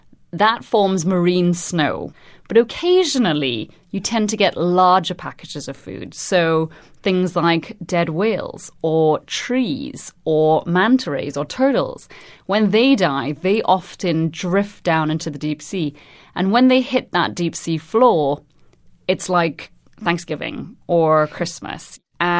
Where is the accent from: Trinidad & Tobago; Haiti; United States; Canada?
Trinidad & Tobago; now in London, United Kingdom; I'm originally from Trinidad and Tobago, but I'm currently based at the Natural History Museum in London.